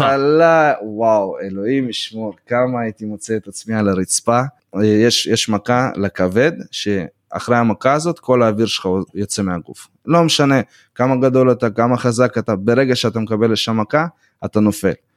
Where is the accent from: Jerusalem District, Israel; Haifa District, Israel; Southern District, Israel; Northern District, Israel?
Southern District, Israel; Beersheba; Hebrew is a second language; also born or lived in Volgograd, Russia; now in United States; נולדתי ב-92 בוולגגרד מה שיותר אנשים מכירים בתור סטלינגרד ועליתי בגיל 6 לבאר שבע